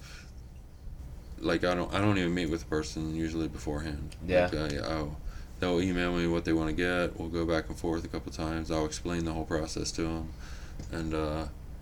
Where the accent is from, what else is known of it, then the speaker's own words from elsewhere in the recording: York, Pennsylvania, United States; moved away as an adult; also born or lived in Wilkes-Barre, Pennsylvania; now in Bloomsburg, United States; my hometown of York